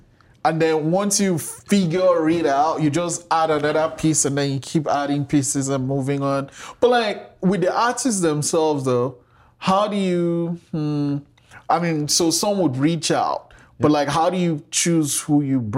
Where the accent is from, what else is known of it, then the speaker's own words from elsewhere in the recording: Nigeria; I grew up in Nigeria, and I grew up with reggae music.